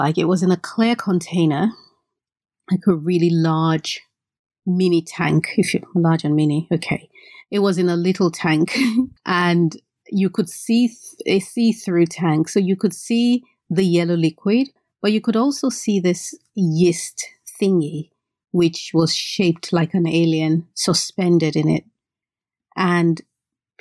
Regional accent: Benin City, Edo, Nigeria; the reason I don't speak Yoruba is because I grew up in Benin, which is not a Yoruba state

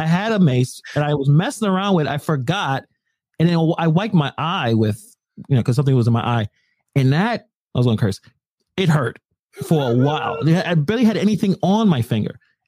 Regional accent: Ireland; something you could probably hold. I'm Irish.

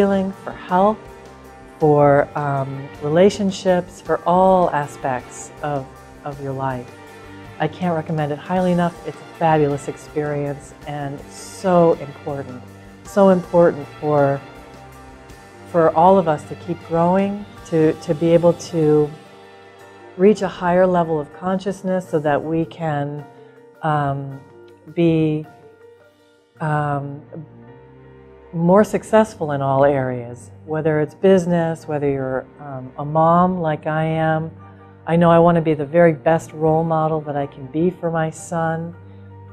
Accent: Colorado, United States; I'm from Colorado

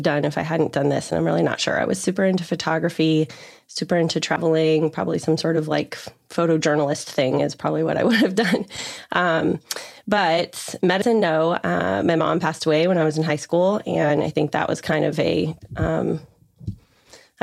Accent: Colorado, United States; moved away as an adult; also born or lived in Northern California; now in Charleston, United States; I was born and raised in Colorado, spent most of my life there

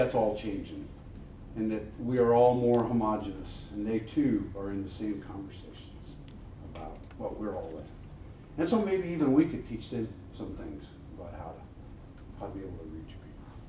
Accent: Texas, United States; I'm from Texas, I guess.

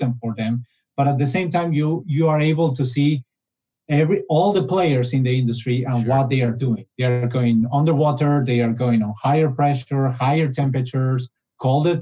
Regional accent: Buenos Aires, Argentina; moved away as an adult; also born or lived in Mendoza, Argentina / Mexico City, Mexico / Italy; I moved back to Argentina, but in this case, to the capital, to Buenos Aires, where I finished my the school, the university as a industrial engineer.

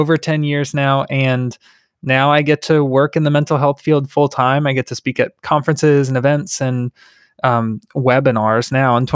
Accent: Tampa, Florida, United States; I grew up in Tampa in an abusive environment

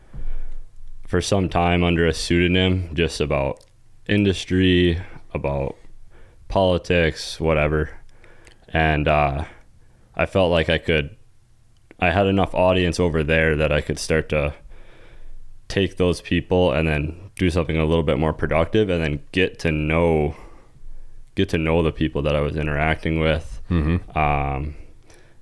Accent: Rockford, Illinois, United States; moved away; I grew up in Illinois.

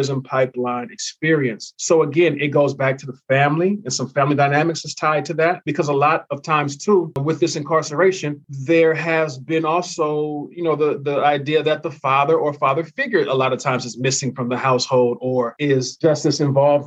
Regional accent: California, United States; my home state of California

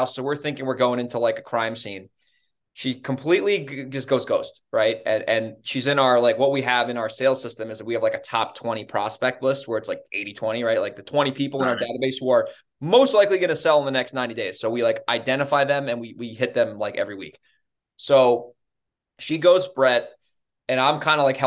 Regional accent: New York, United States; I'm from New York.

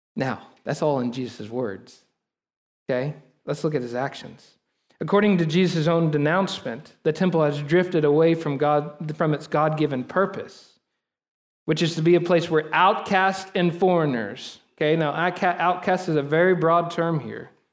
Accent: Texas, United States; us as American Texan Christians. We have lived in the Bible Belt for so long

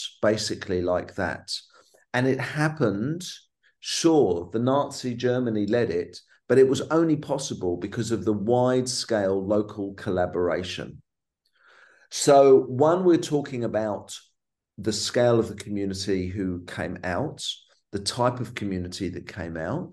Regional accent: London, United Kingdom; a teenager growing up in London

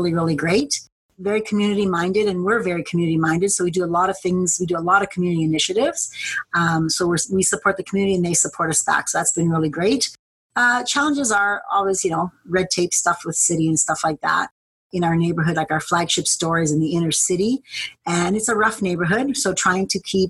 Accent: Edmonton, Alberta, Canada; born and raised here in Edmonton, Alberta.

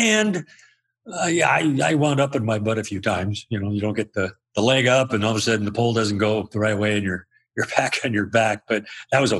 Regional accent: Spokane, Washington, United States; I grew up in Spokane, Washington

